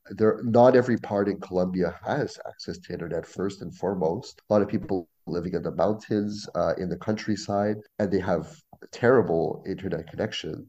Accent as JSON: {"language": "English", "area": "small town just outside of Ottawa", "region": "Ontario", "country": "Canada", "tie": "born or raised there", "also_born_or_lived": "Quebec", "first_language": "French", "second_language": "English", "said": "i was raised in a small town just outside of ottawa"}